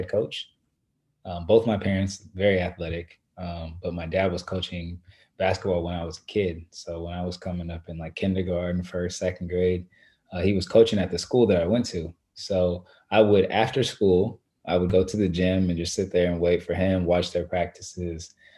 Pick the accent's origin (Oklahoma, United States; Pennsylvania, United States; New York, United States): Oklahoma, United States; Lawton; moved away; also born or lived in Shawnee, Oklahoma; I grew up, though, most of my life in Lawton, Oklahoma, which is about an hour and a half south of Oklahoma City